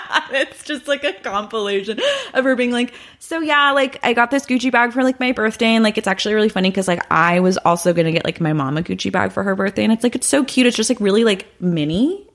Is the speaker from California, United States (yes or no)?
yes; Los Angeles, California, United States; So I'm a LA native baby. And my parents live in the Valley. I was born and raised in Sherman Oaks